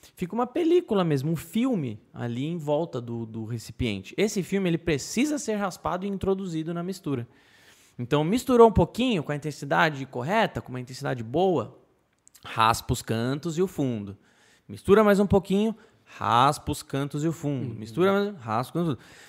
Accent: Brazil; eu como brasileiro

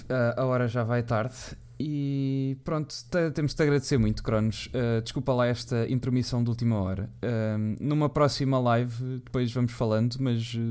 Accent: Paredes, Norte, Portugal; eu sou do Porto, mas propriamente Paredes

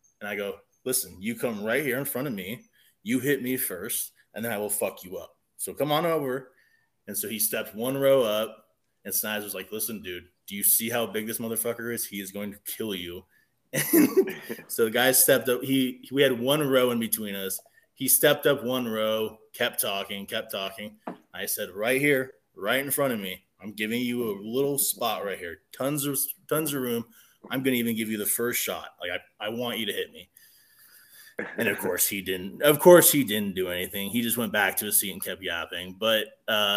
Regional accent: Seattle, Washington, United States; I'm born and raised in Seattle

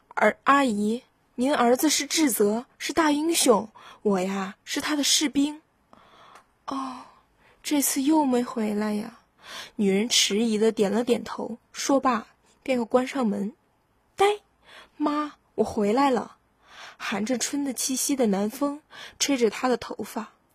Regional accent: Weihai, Shandong, China; 我是来自海上花园城威海的考生

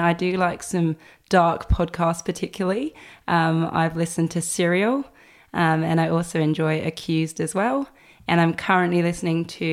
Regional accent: Eastbourne, South East England, United Kingdom; moved away as an adult; also born or lived in Gold Coast, Australia; now in Brisbane, Australia; I'm originally from the UK, East Sussex, a little town called Eastbourne. And I moved to Australia about 8

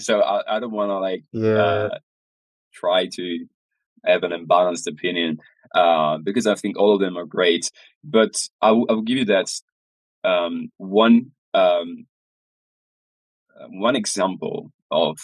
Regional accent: near Venice, Veneto, Italy; I was born close to Venice

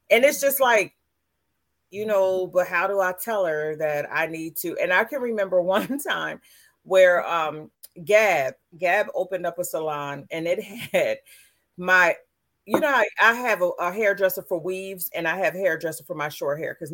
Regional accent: Camden, New Jersey, United States; I grew up in Camden, but I went to all white schools.

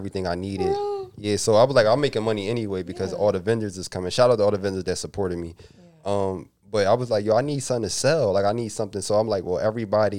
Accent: Philadelphia, Pennsylvania, United States; I'm from West Philly

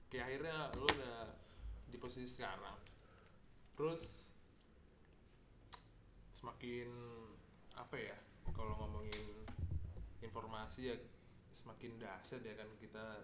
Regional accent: Cilegon, Banten, Indonesia; gue zaman SMA di Cilegon di Cilegon ya

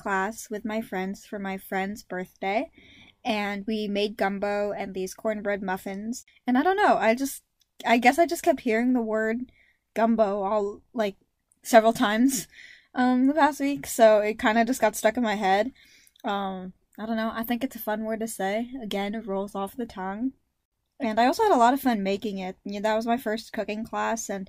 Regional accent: United States; Both of my parents are full Filipino, meaning I'm full Filipino, but I was raised here in America

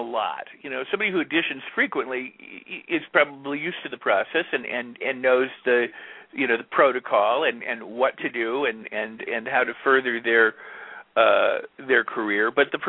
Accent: Hollywood, California, United States; Because when I grew up in Hollywood, we thought casting directors were the enemy.

